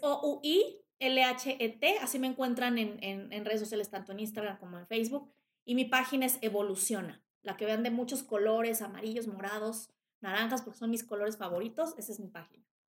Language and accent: Spanish; Mexico; yo soy más mexicana que el mole